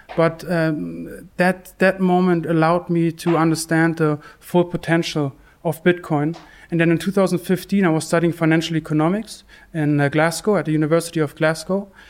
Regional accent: Germany; also born or lived in Bath; I'm from, from Germany.

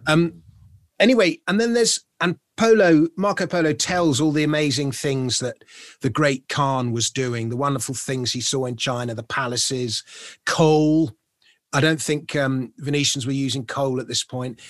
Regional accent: London, United Kingdom; as a Londoner, someone in Britain

